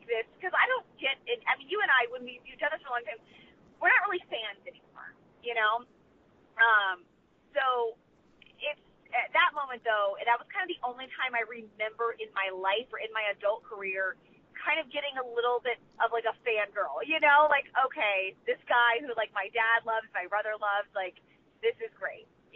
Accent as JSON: {"language": "English", "region": "Texas", "country": "United States", "tie": "born or raised there", "moved": "yes", "said": "I grew up in Texas"}